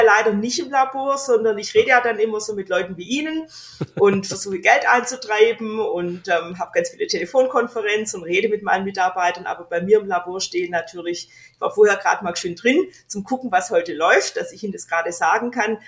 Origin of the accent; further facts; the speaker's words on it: Australia; moved away; ich bin Australierin